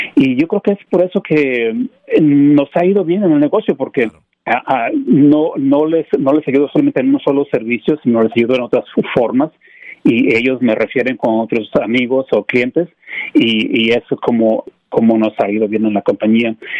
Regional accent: Mexico; moved away as an adult; now in United States; sí, soy mexicano, nací en México y este me vine para los Estados Unidos ah, en el 97, tenía como unos 20, 21 años. y Yo Estudié en México

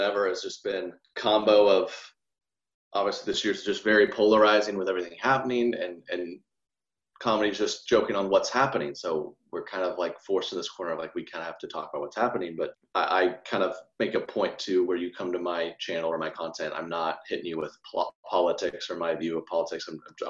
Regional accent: the South, United States; I grew up so much around those types of girls in the best way. They're all in sororities and we're from the South and they love their handbags.

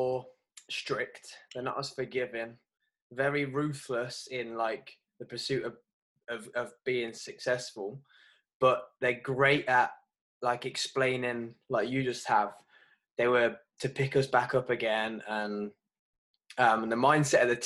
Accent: England, United Kingdom; as English

